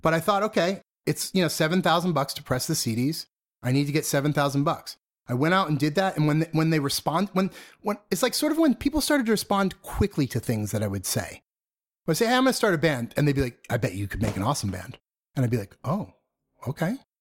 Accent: Methuen, Massachusetts, United States; also born or lived in Lawrence, Massachusetts; I grew up in the suburbs of Boston

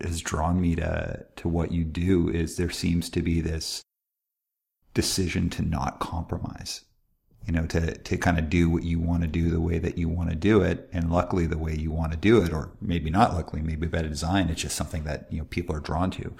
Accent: Calgary, Alberta, Canada; I grew up in Calgary, Alberta

